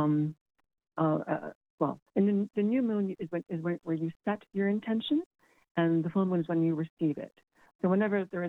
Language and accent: English; Cayman Islands; moved away as an adult; now in Galway, Ireland; including my own. The Cayman Islands is a British colony